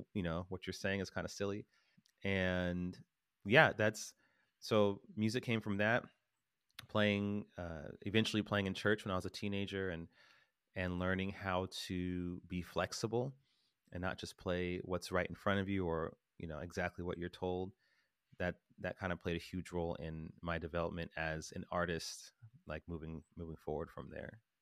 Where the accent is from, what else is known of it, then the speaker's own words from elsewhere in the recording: Stockton, California, United States; I grew up in Stockton.